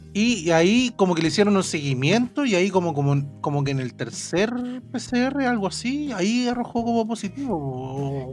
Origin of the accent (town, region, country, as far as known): Chile